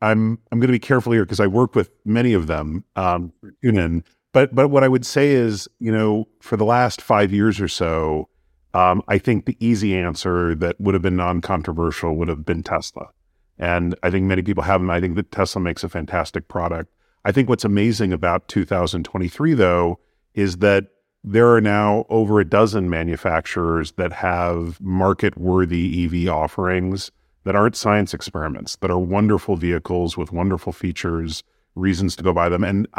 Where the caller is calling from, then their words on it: New York, United States; I'm in New York.